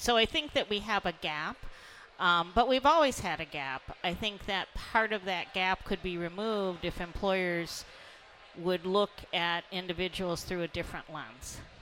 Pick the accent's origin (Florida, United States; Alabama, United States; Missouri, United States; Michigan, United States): Michigan, United States; Detroit; I grew up in Detroit